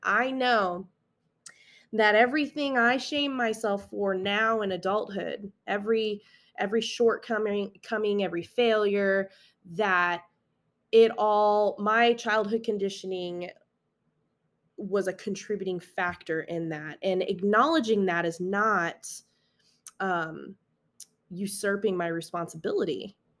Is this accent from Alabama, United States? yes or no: no; Las Vegas, Nevada, United States; I'm from Las Vegas, Nevada, born and raised. I did move around a little bit when I was a kid. I was an Air Force brat. My dad was in the military, so I grew up on a military base.